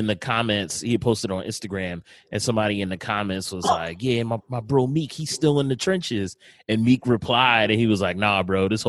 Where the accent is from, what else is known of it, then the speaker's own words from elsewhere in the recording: Philadelphia, Pennsylvania, United States; I grew up in West Oak Lane